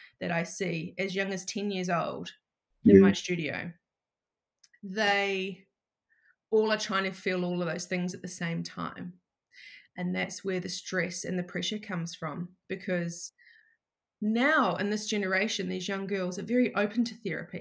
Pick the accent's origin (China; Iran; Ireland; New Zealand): New Zealand; moved away as an adult; now in Shellharbour, Australia; I'm actually from New Zealand and I've been living in Australia for, it'll be 7 years in September